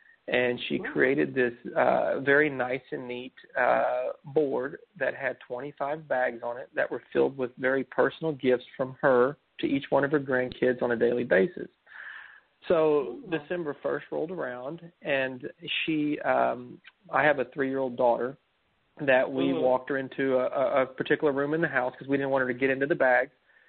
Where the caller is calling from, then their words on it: San Antonio, Texas, United States; I'm from San Antonio, Texas.